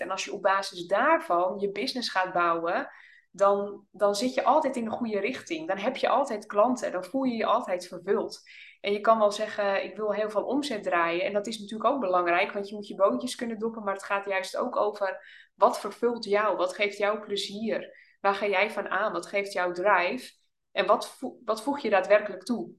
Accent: Oudorp, North Holland, Netherlands; moved away as an adult; now in Drenthe, Netherlands; we zijn allebei opgegroeid in het Noord-Hollandse. In een klein dorpje

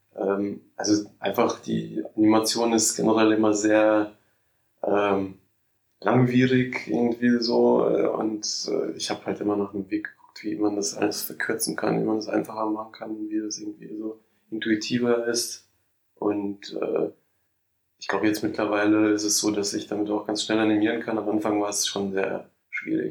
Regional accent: Mainz, Rhineland-Palatinate, Germany; moved away as an adult; also born or lived in Moscow, Russia / Bingen, Germany / London, United Kingdom; Da bin ich in die dritte Klasse gegangen und dann ähm, sind wir halt nach Mainz umgezogen

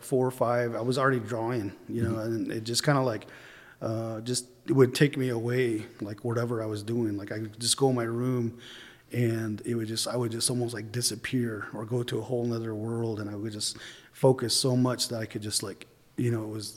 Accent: Tuba City, Arizona, United States; also born or lived in Cedar City, Utah; I'm originally from Tuba City, Arizona, because that's where my mom is from

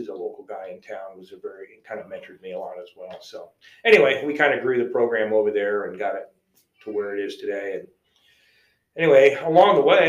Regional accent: Ohio, United States; moved away; When I grew up in Ohio

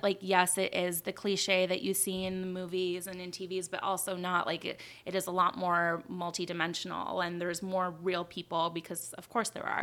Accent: Beverly Hills, California, United States; moved away; I grew up in Beverly Hills.

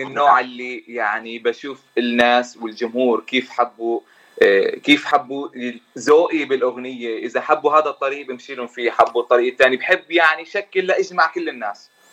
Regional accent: Jordan; moved away as an adult; now in United States; طبعا أنا من الأردن من أصول فلسطيني صار لي تقريبا سنتين بأمريكا

